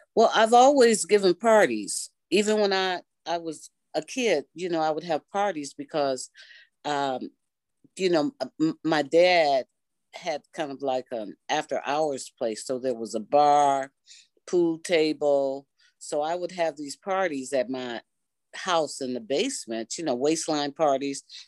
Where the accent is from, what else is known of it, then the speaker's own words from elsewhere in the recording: Detroit, Michigan, United States; I am a native Detroiter, and I grew up in Detroit on the West Side